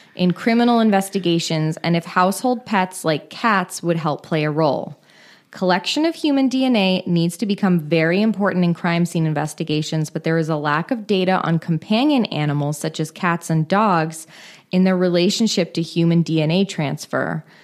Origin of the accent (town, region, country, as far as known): Marin County, California, United States; born or raised there